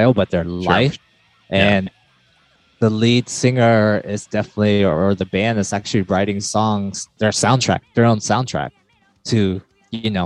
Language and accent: English; United States; we're two guys from America, grew up in America